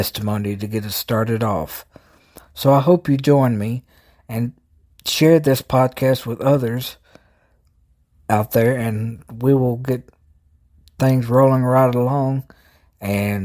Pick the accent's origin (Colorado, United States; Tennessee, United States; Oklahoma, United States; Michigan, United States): Tennessee, United States; Jackson; And as you guessed, I'm from the South. I'm from Tennessee. I started this a few years ago. I'm from Jackson, Tennessee, which is in West Tennessee.